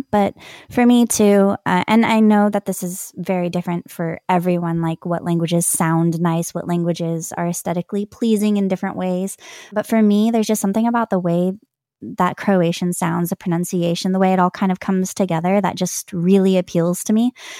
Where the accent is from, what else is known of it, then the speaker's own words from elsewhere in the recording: California, United States; California. I have Irish heritage, among other things.